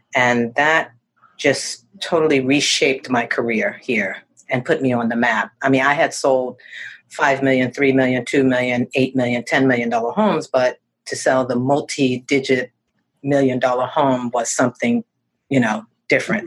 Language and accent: English; Northeast Corridor of America, United States; moved away as an adult; now in Naples, United States; I'm from the Northeast Corridor of America, which is New York, Connecticut, Philadelphia, Boston, that whole area